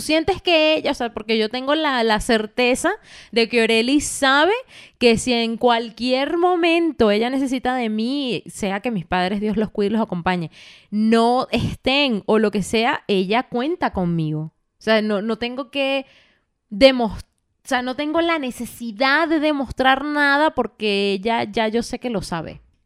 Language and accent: Spanish; Valencia, Carabobo, Venezuela; moved away as an adult; also born or lived in Caracas, Venezuela; cuando yo me fui de mi casa, de, en Venezuela, en Valencia, yo me fui a, Madrid, a Caracas.